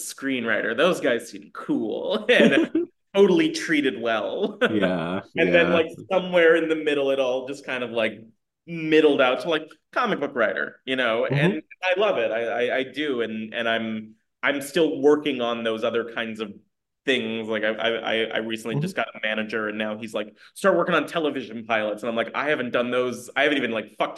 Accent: St. Petersburg, Florida, United States; moved away as an adult; also born or lived in Queens, New York City / Las Vegas; now in Portland, United States; I moved to Florida, where a lot of my time I grew up in like St. Petersburg

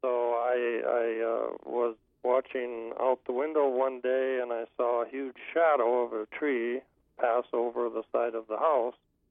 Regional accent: Marshall, Minnesota, United States; also born or lived in Moorhead, Minnesota; now in Alvarado, United States; I grew up in the southwestern part of Minnesota, Marshall, Minnesota

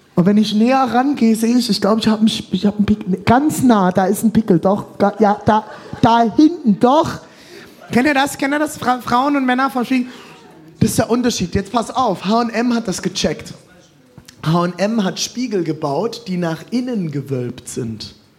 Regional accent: Germany; als Deutscher

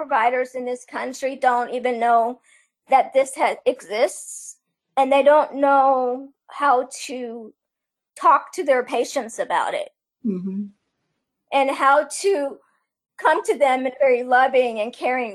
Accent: Iran; moved away; my home country of Iran

